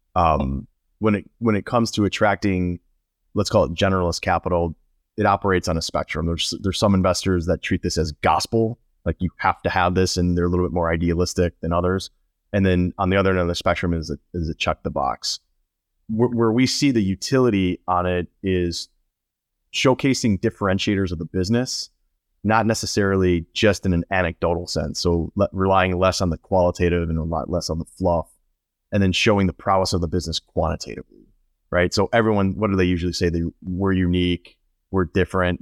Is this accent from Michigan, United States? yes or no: no; Chicago, Illinois, United States; moved away as an adult; also born or lived in Houston; now in Florida, United States; I, I grew up in Illinois. I grew up in northern Chicago